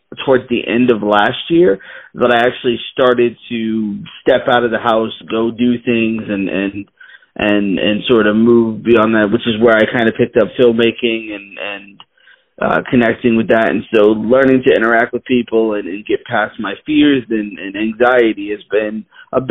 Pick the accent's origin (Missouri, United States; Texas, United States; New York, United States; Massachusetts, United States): Massachusetts, United States; Boston; I grew up in Boston, Massachusetts, was pretty much there most of my life.